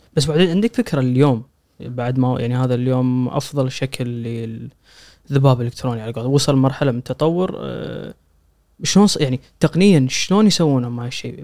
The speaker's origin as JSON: {"language": "Arabic", "country": "Kuwait", "said": "عندنا بالكويت"}